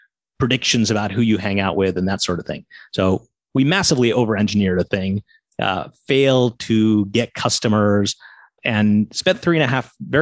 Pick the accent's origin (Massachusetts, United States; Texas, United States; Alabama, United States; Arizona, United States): Massachusetts, United States; moved away as an adult; also born or lived in Silicon Valley; now in Brooklyn, United States; I grew up in Massachusetts